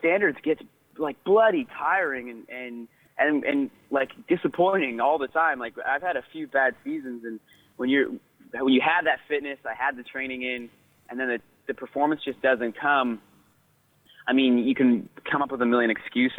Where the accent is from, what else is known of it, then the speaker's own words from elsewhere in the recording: Canada; now in Victoria, Canada; as Canadian runners